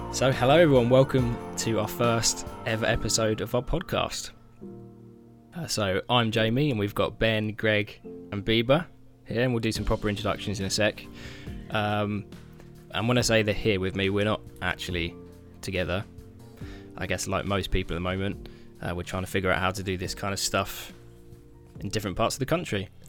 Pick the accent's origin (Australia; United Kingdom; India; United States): United Kingdom; I'm a boring Brit